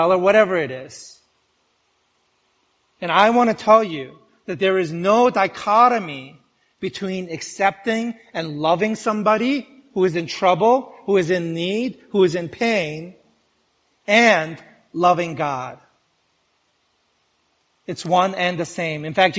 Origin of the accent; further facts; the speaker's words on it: New York, United States; I'm a New Yorker